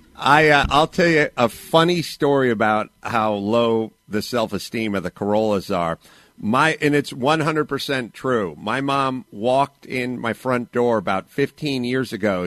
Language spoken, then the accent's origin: English; Los Angeles, California, United States; I grew up in North Hollywood